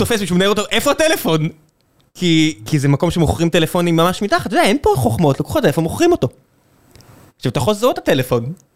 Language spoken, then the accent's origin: Hebrew; Israel; כישראלים, בגלל שאנחנו חיים במדינה כל כך אגרסיבית וקטנה וצפופה